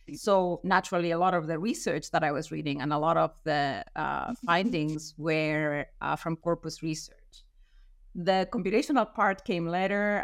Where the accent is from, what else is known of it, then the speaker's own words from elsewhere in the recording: Madrid, Community of Madrid, Spain; moved away as an adult; also born or lived in United States; I'm from Madrid